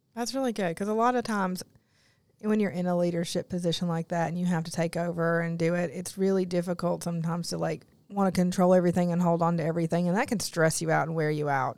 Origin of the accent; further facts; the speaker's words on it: Newport, Tennessee, United States; I grew up in Newport, Tennessee, and all of my cousins were within walking distance of my grandmother's house